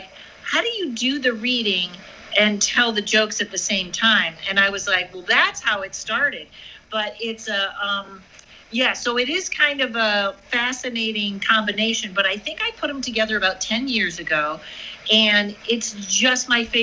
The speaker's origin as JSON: {"language": "English", "region": "Massachusetts", "country": "United States", "moved": "yes", "said": "I'm from Massachusetts."}